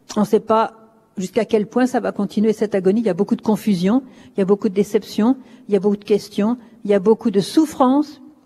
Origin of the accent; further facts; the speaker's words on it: France; je suis française